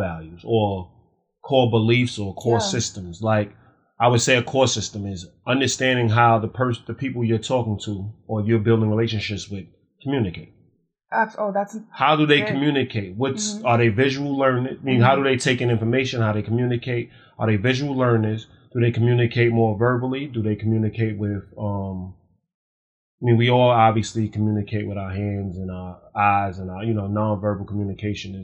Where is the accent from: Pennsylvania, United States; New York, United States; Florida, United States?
New York, United States; New York City; I grew up in Spanish Harlem.